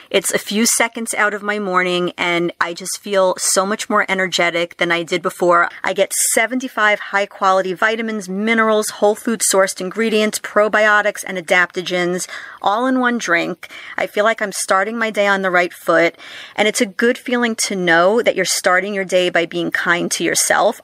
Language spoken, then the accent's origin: English; New York, United States; growing up in New York